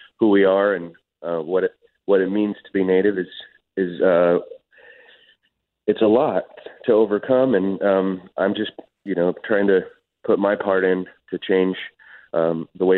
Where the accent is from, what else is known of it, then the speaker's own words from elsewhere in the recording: Oakland, California, United States; I grew up in Oakland, and I worked